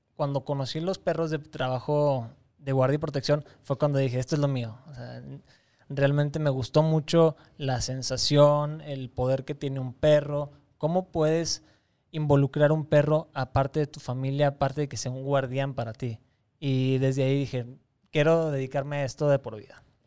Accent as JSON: {"language": "Spanish", "town": "Torreón", "region": "Coahuila", "country": "Mexico", "also_born_or_lived": "Campeche / Mérida, Yucatán", "moved": "as an adult", "said": "en mi tierra"}